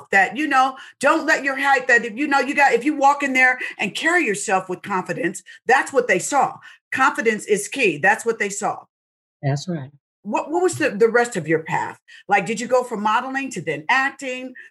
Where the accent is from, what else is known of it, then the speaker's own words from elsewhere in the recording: Seattle, Washington, United States; I'm from Seattle, Washington.